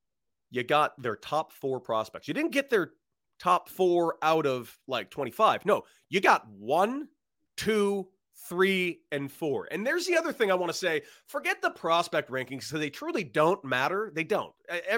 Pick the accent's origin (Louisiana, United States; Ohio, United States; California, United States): California, United States; Los Angeles; I'm from Los Angeles. I grew up a Dodger fan.